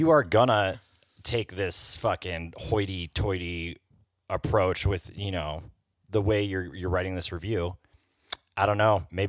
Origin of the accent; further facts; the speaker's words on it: Oklahoma, United States; moved away; also born or lived in Minco, Oklahoma / Red Lodge, Montana; I'm from Oklahoma.